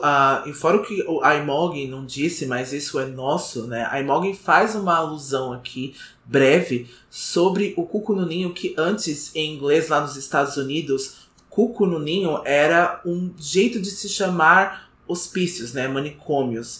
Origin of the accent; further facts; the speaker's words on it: Brazil; a gente é brasileiro, né? Infelizmente, então todo dia a gente acorda brasileiro